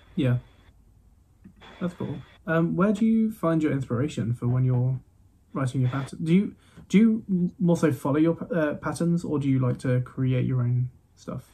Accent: Midlands, United Kingdom; I'm from the Midlands. Like we don't mm. have as much of an accent

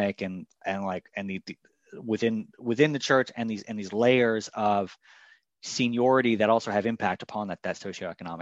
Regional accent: Washington, District of Columbia, United States; also born or lived in New York City; I moved to DC when I was maybe like 4 or 5

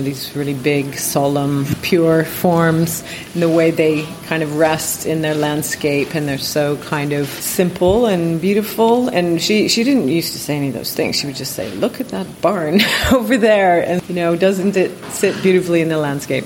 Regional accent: Welland, Ontario, Canada; moved away as an adult; also born or lived in Guelph, Ontario / Waterloo, Ontario; now in London, United Kingdom; I moved from Welland to Guelph when I was 13 the house I grew up in was a kind of wonderful big old house

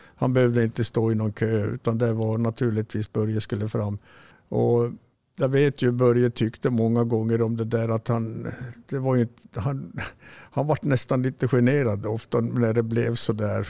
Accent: Kiruna, Norrbotten County, Sweden; moved away; also born or lived in Salmi, Jukkasjärvi; jag är född i Kiruna faktiskt

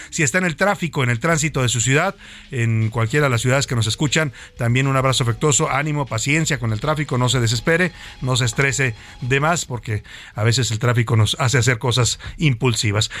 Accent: Mexico; como mexicanos

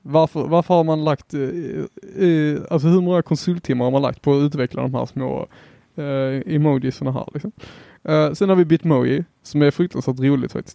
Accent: Helsingborg, Skåne, Sweden; Jag är helsingborgare här

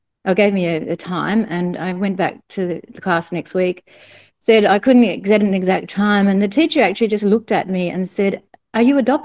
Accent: New South Wales, Australia; the hospital where I was born in New South Wales.

